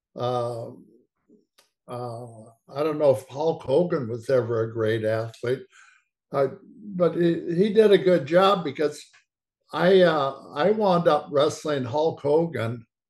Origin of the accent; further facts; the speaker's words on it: Portland, Oregon, United States; I grew up in Portland, Oregon.